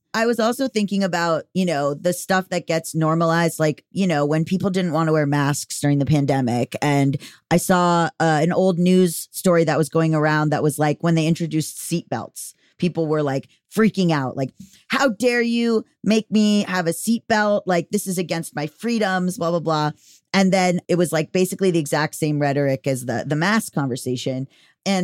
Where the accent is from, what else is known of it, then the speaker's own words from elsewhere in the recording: United States; And I'm an American.